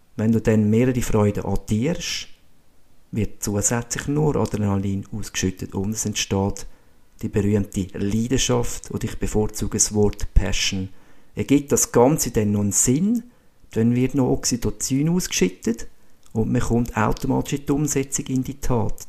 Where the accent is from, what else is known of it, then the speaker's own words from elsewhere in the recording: Ibach, Schwyz, Switzerland; also born or lived in Stams, Austria; Aufgewachsen bin ich in Ibach, bei Schweiz, und habe da dürfen glückliche, spielende Kindheit erleben.